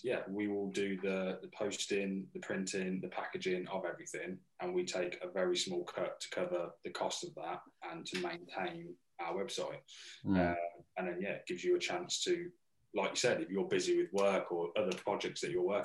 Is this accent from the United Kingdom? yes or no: yes; Northampton, East Midlands, United Kingdom; we're from Northampton.